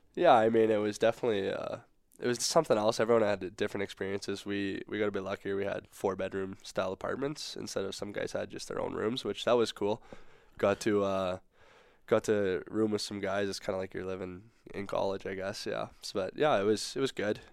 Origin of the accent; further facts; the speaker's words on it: Saskatoon, Saskatchewan, Canada; moved away; growing up in Saskatoon, go to a lot of Blades games